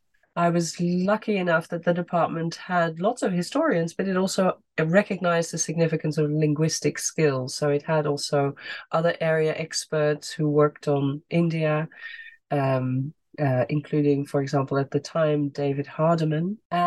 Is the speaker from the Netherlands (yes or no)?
yes; Netherlands; So I grew up in the Netherlands. … maybe suggests that already. And I went to school in the Netherlands